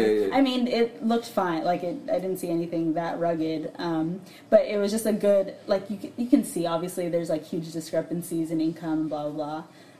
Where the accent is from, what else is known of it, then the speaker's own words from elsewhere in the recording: United States; being American